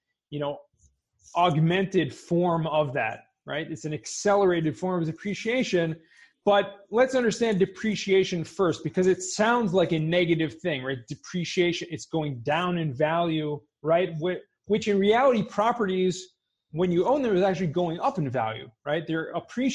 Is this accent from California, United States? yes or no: yes; Southern California, United States; I grew up in Southern California